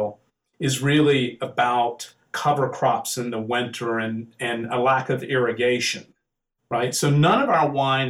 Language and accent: English; the South, United States; moved away; I'm from the South. You can probably tell I have a little accent